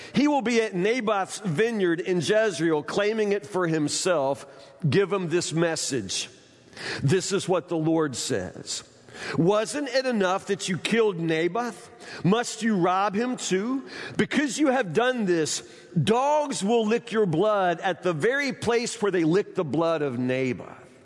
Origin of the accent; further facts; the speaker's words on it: Woodburn, United States; I'm from Woodburn